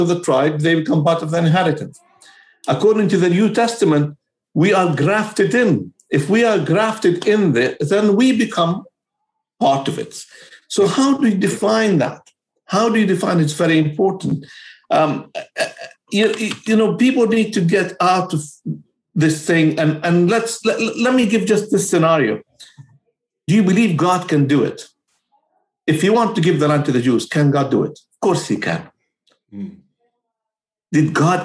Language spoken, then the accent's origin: English; Palestine; moved away as an adult; also born or lived in Romania; now in United Kingdom; I'm from Palestine